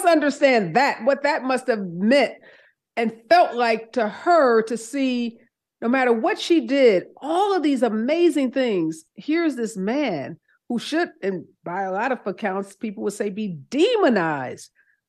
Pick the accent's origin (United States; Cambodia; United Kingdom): United States; St. Louis, Missouri; I'm from St. Louis, so I know what East St. Louis is, I have firsthand knowledge of it